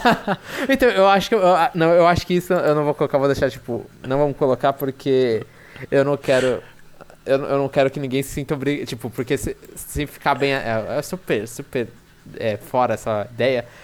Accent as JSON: {"language": "Portuguese", "region": "São Paulo", "country": "Brazil", "said": "minha visão como paulistano"}